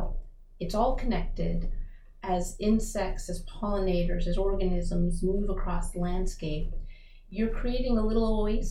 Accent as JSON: {"language": "English", "town": "Rockville", "region": "Maryland", "country": "United States", "also_born_or_lived": "Baton Rouge", "said": "I'm from Maryland, I'm from Rockville"}